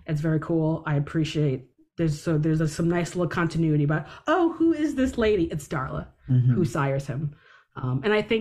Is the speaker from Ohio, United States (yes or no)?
no; Detroit, Michigan, United States; I grew up in Detroit